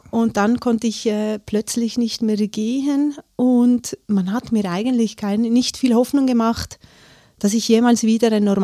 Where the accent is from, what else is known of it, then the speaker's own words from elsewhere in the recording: Leukerbad, Valais, Switzerland; Ich bin in Leukerbad aufgewachsen.